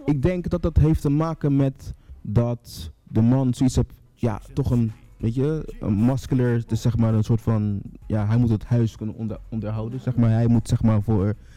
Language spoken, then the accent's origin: Dutch; Rotterdam, South Holland, Netherlands; 33 jaar, kom uit Rotterdam.